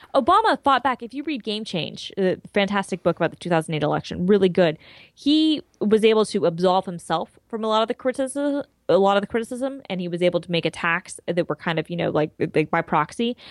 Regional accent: Georgia, United States; growing up in Georgia where Newt Gingrich was my freaking, like, senator, okay, or congressman or whatever, like, he was my local dude

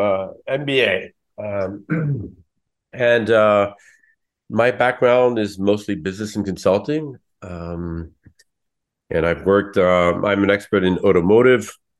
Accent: San Francisco, California, United States; now in Paris, France; I was born in San Francisco

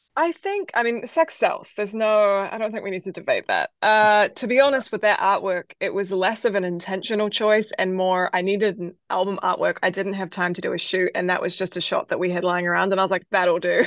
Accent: New Zealand; now in United States; I grew up in New Zealand, and my dad was a musician

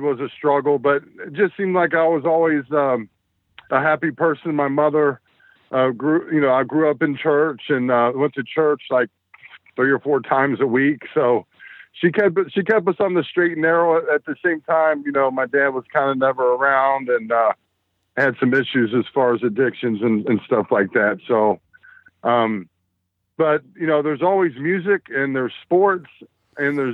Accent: Cincinnati, Ohio, United States; I grew up in Ohio, Cincinnati, Ohio, all my life. I've been here 47 years now

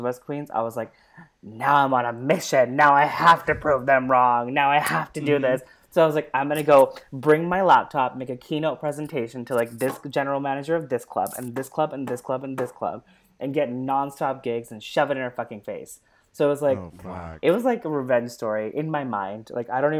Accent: California, United States; moved away; also born or lived in Berkeley, California; I grew up in California. I'm a California girl

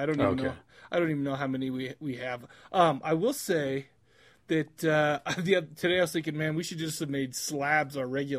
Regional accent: Farmington, Utah, United States; where we grew up was kind of like growing up in Compton or something

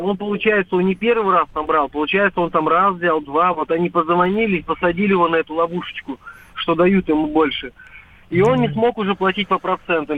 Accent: Volgograd, Volgograd Oblast, Russia; now in Moscow, Russia; Я из Москвы звоню, проживаю в Москве, но очень часто в родной город Волгоград езди, да, нахожусь

